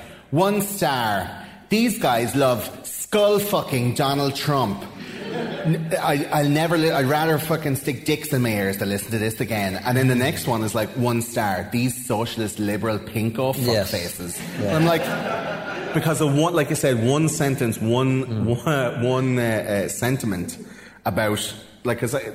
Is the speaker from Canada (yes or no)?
no; Wexford, Leinster, Ireland; accent: Wexford; my Wexford accent